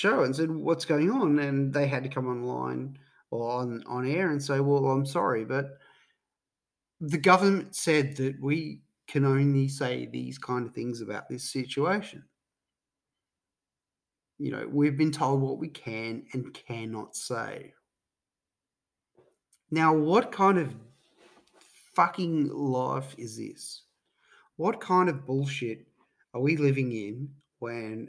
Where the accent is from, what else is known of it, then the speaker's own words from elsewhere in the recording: Queensland, Australia; Being a Queenslander